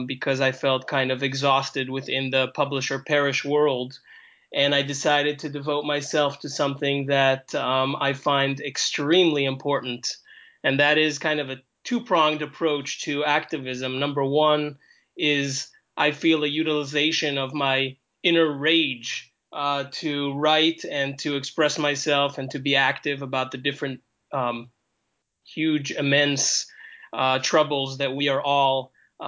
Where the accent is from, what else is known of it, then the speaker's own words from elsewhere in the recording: New York City, New York, United States; also born or lived in Israel; I'm Israeli by origin, and but I grew up in New York City during the 80s